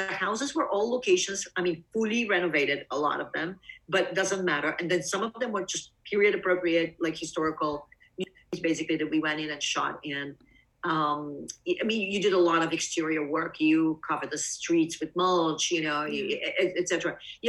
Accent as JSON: {"language": "English", "region": "East Coast", "country": "United States", "said": "because I'm from the East Coast. We don't have that."}